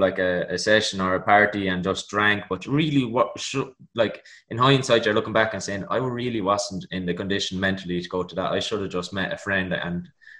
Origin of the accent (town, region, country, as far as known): Ireland